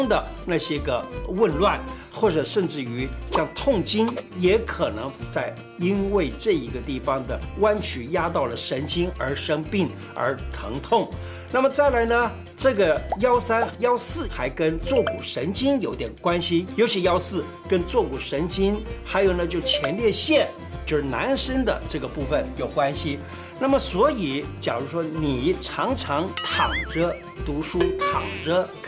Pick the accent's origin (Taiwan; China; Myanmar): China; 我们中国人讲坐有坐姿，站有站相。